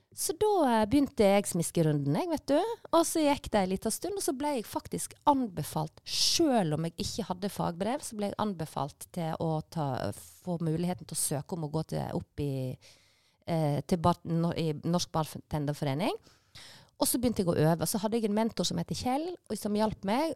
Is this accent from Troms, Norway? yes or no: no; Leikanger, Vestland, Norway; moved away; also born or lived in Bergen; jeg er jo fra Vestlandet, og Leikanger, bygda som jeg kommer fra, er jo ei sånn fruktbygd som ligger ved Sognefjorden